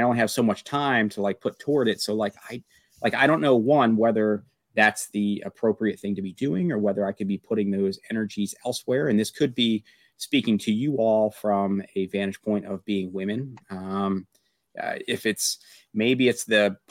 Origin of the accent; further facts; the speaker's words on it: Pennsylvania, United States; I grew up in Amish country area of Pennsylvania, very, very homogenous